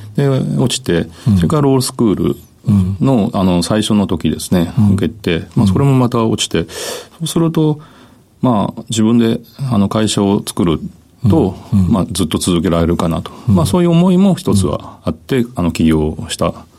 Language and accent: Japanese; Kitakyushu, Fukuoka, Japan; 福岡県北九州市小倉南